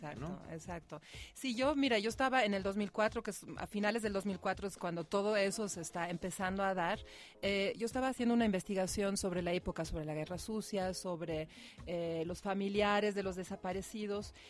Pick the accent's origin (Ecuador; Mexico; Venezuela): Mexico; como mexicanos